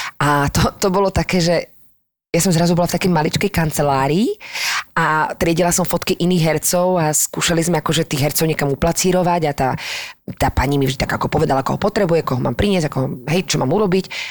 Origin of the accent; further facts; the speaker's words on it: Slovakia; moved away as an adult; also born or lived in France; odkiaľ si, no zo Slovenska